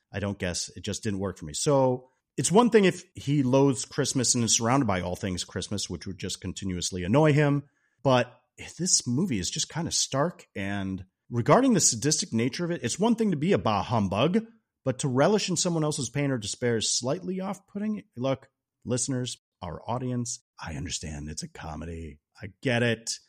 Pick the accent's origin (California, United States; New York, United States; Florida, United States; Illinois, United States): Illinois, United States; Chicago; being a Chicago guy